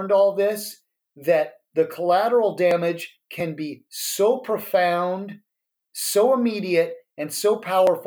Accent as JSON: {"language": "English", "region": "Colorado", "country": "United States", "moved": "yes", "lives_now": "San Francisco, United States", "said": "we're from Colorado. We live in San Francisco now"}